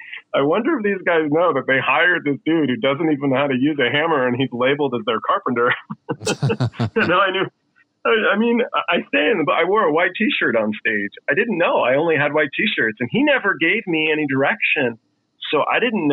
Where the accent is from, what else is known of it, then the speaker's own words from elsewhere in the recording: Los Angeles, California, United States; also born or lived in England; I was born in England, but I was raised in Los Angeles